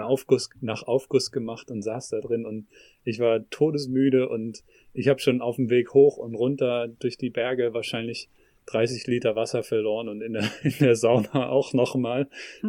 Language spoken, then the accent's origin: German; Northern Germany, Germany; moved away; ich bin in Norddeutschland aufgewachsen, aber lebe jetzt seit längerer Zeit im Süden